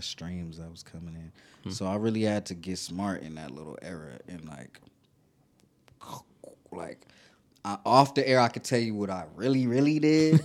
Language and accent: English; Long Beach, California, United States; from Long Beach, California